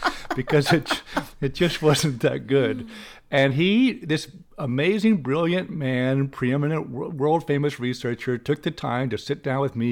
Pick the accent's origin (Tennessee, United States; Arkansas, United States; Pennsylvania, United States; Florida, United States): Arkansas, United States; Little Rock; I grew up in Little Rock, Arkansas, and, uh, went mostly to Catholic schools in Little Rock.